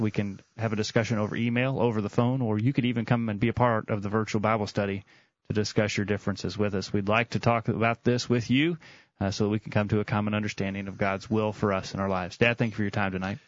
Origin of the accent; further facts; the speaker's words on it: Tennessee, United States; we're from Tennessee